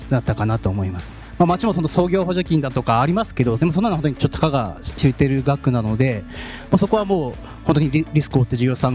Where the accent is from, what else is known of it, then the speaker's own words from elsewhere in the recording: Obihiro, Hokkaido, Japan; 私、実は出身、帯広市なんですけど、同じ十勝の帯広さん入るということなんで